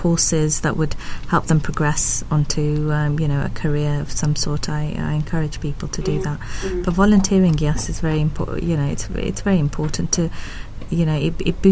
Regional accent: Pakistan; moved away; I'm originally from Pakistan

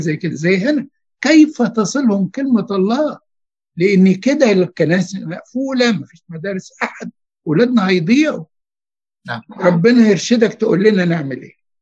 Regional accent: Giza Governorate, Egypt; انا اتربيت في الجيزه على فكره من سنه 60

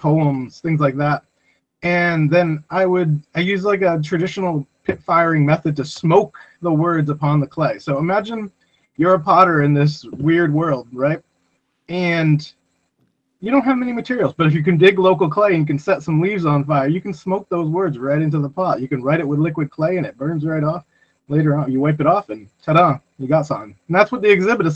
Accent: New Bedford, Massachusetts, United States; my hometown in New Bedford

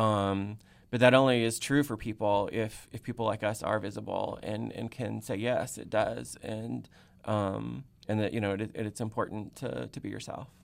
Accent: Texas, United States; moved away as an adult; also born or lived in Oklahoma / Indiana / Tennessee; now in Athens, Ohio, United States; my home state of Texas

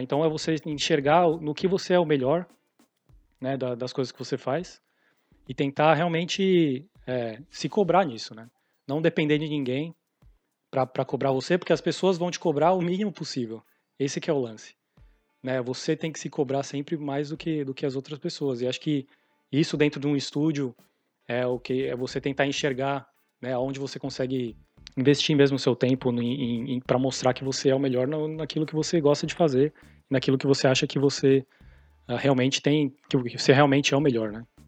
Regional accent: São Paulo, Brazil; moved away as an adult; also born or lived in Canada / San Diego, California; now in California, United States; sou de São Paulo

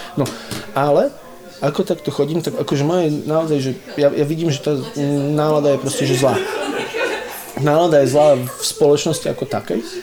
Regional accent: High Tatras, Prešov Region, Slovakia; now in Bratislava, Slovakia; ja som zo Sibíra, tu Sibír ani nikto nevie, kde to je, to je vo Vysokých Tatrach.

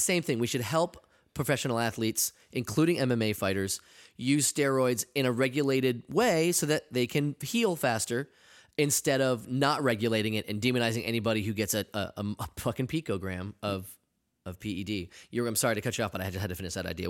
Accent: New England, United States; I'm from New England

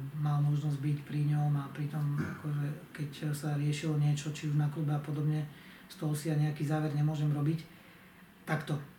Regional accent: Zemplín, Slovakia; u nás na Zemplíne

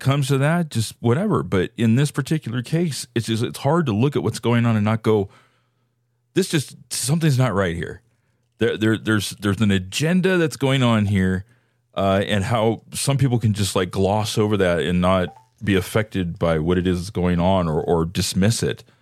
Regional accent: San Francisco Bay Area, California, United States; I, I grew up in the San Francisco Bay Area.

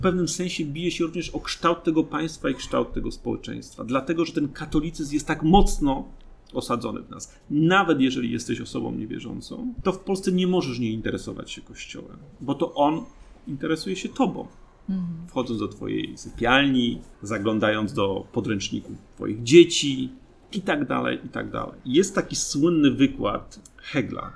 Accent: Gosławice, Łódź Voivodeship, Poland; moved away; also born or lived in Kutno; mieszkam w takiej małej miejscowości, która się nazywa Gosławice, gdzie były naprawdę 12 zagród i to była, że tak powiem, przestrzeń, w której, której dorastałem

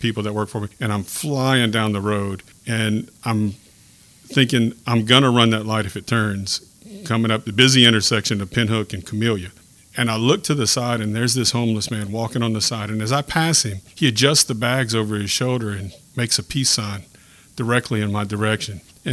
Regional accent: Lafayette, Louisiana, United States; now in Youngsville, United States; I'm from Lafayette, born and raised

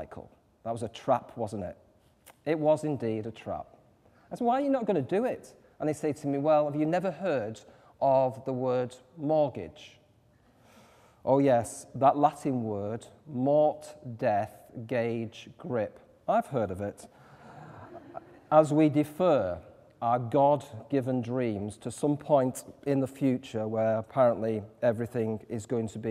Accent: Manchester, North West England, United Kingdom; I come from North Manchester. Think Coronation Street, if any of you have ever watched that. You know, kind of two up, two down, you know, kind of cobbled streets and all

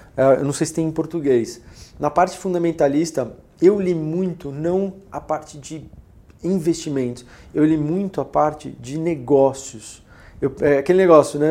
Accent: Brazil; Nós somos brasileiros

